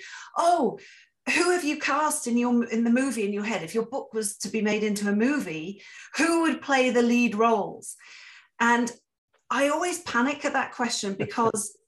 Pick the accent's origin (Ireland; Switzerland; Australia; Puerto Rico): Switzerland; Interlaken, Bern; moved away as an adult; also born or lived in England; now in Canada; my hometown in Switzerland, in Interlaken